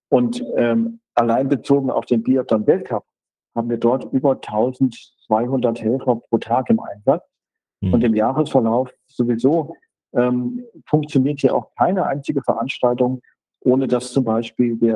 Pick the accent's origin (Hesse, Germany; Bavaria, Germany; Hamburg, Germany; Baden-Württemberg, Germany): Hesse, Germany; ich komme aus Nordhessen, ihr habt es erzählt, und in Nordhessen kennt niemand Ruhpolding leider wegen der schönen Wanderwege